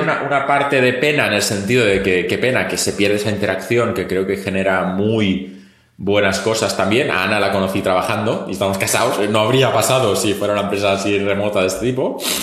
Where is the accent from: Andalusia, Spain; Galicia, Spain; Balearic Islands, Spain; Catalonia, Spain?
Catalonia, Spain; yo soy catalán